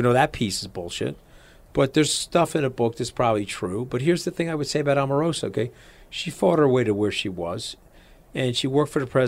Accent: New York, United States; I'm a New Yorker

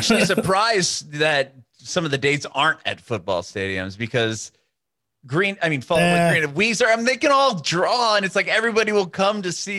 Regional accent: San Diego, California, United States; moved away as an adult; now in Nashville, United States; I'm from San Diego. My family just moved to Nashville like during this pandemic.

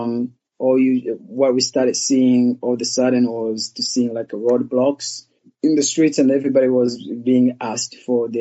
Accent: Rwanda; also born or lived in Portland, Oregon, United States; now in Los Angeles, United States; I was born in Rwanda and, you know, I was about, you know, 5 years old when the genocide happened there.

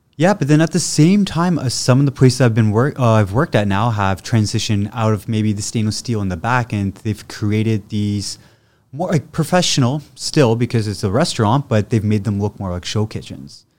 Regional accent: Ottawa, Ontario, Canada; moved away; also born or lived in England / Oakville; originally born and raised in Ottawa.

